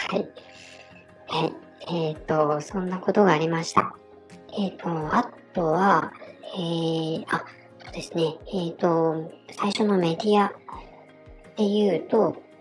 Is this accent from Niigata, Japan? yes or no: yes; Niigata, Japan; accent: Niigata dialect; 私の地元ではこの方言から、ね、きなせや祭り